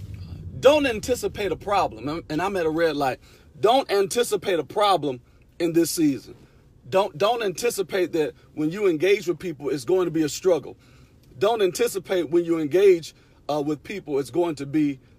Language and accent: English; Detroit, Michigan, United States; I'm from Detroit